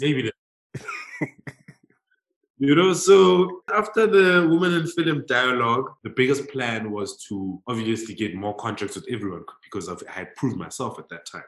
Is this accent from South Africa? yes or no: yes; South Africa; a homie growing up in Lokshin